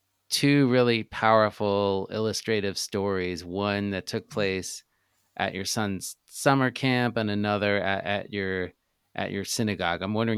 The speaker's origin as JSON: {"language": "English", "town": "New York City", "region": "New York", "country": "United States", "tie": "born or raised there", "said": "I mean, I'm similar age. I grew up in New York"}